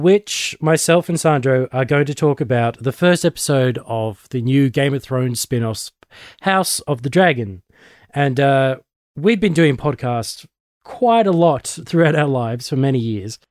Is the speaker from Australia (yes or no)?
yes; Australia; I'm one of the Aussie nerds